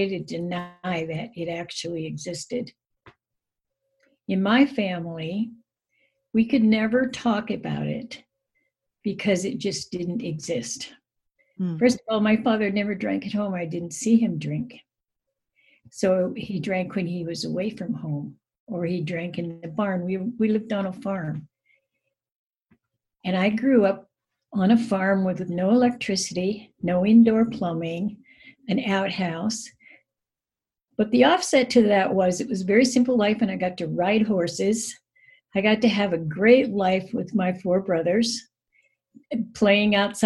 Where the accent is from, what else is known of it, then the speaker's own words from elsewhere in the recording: Rapid City, South Dakota, United States; also born or lived in Japan; I'm from Rapid City, South Dakota. I grew up in South Dakota, but I haven't always lived here.